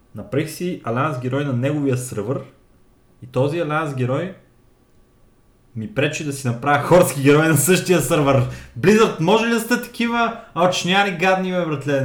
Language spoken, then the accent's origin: Bulgarian; Bulgaria; я съм българин